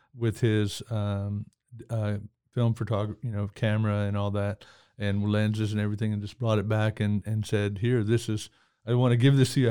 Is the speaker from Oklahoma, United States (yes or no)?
yes; Oklahoma, United States; also born or lived in Anadarko, Oklahoma / Midwest City, Oklahoma / Lawton, Oklahoma; I grew up, uh, in Anadarko, Midwest City, Oklahoma City, Lawton